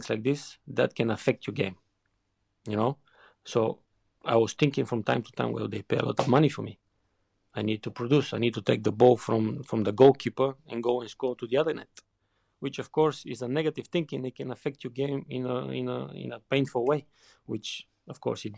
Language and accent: English; Bulgaria; English is a second language; moved away as an adult; also born or lived in Germany / England; growing up in Bulgaria